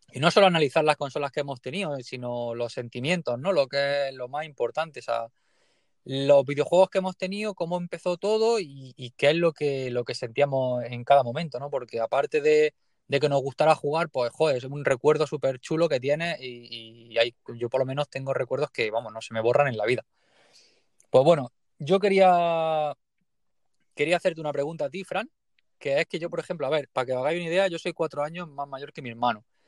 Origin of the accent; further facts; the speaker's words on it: Leruela, Jaén, Andalusia, Spain; vengo de un pueblecillo muy pequeño que se llama Leruela, en Jaén